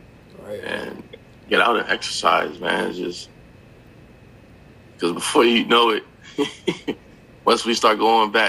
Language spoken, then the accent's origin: English; Connecticut, United States; I'm from Connecticut